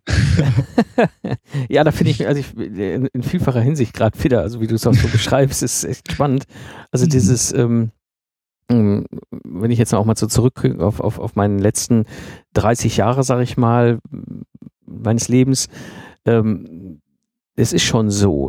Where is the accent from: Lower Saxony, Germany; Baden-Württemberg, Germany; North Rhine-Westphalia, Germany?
North Rhine-Westphalia, Germany; Ruhr area; moved away; ich komme ja ursprünglich aus dem Ruhrgebiet, also sehr industrialisierte äh, Umgebung, in der ich groß geworden bin